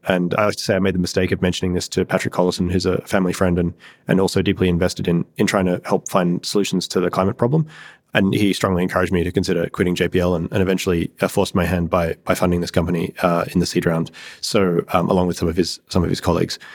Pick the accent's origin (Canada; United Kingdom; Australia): Australia; moved away as an adult; I grew up in Australia in a reasonably rural area